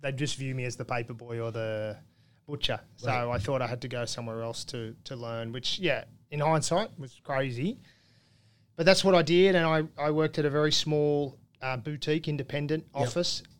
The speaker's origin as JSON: {"language": "English", "country": "Australia", "tie": "born or raised there", "said": "I was born here"}